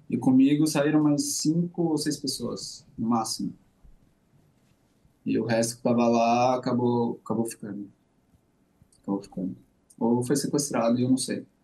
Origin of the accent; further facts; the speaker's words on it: Brazil; moved away as an adult; now in Tel Aviv, Israel; eu que sou brasileiro